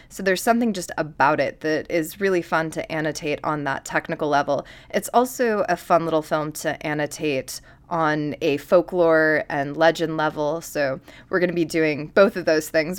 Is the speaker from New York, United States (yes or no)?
yes; upstate New York, United States; moved away; I am also just from the upstate New York region, or just New York in general